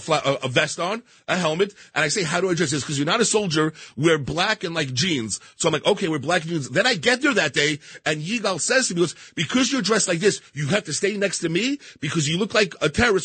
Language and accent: English; New York City, New York, United States; I grew up in Queens, New York